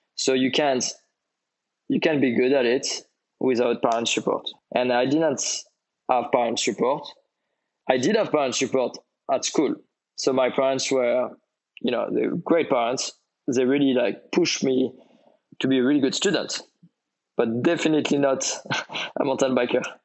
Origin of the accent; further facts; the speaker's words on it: French Riviera, Provence-Alpes-Côte d'Azur, France; I grew up on the French Riviera